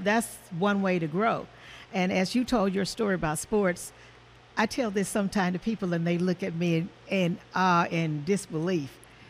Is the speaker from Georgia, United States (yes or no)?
no; Marshall, Texas, United States; moved away as an adult; now in Kansas City, United States; I'm from Marshall, Texas